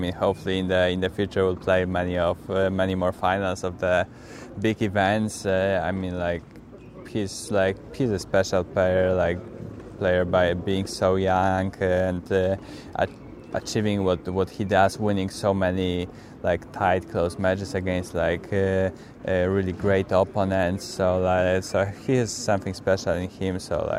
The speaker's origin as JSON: {"language": "English", "country": "Poland", "second_language": "English", "said": "I'm from Poland, and most of the courts are clay court there."}